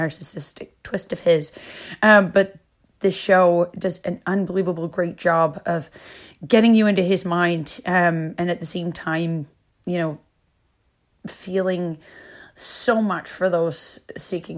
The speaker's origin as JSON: {"language": "English", "country": "Canada", "moved": "yes", "said": "I'm Canadian"}